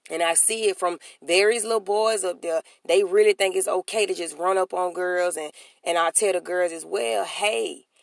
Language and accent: English; Alabama, United States; I'm from Alabama. Alabama